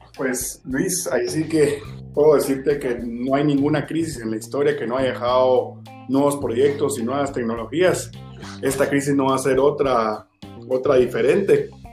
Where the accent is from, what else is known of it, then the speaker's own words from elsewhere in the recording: Guatemala; como guatemaltecos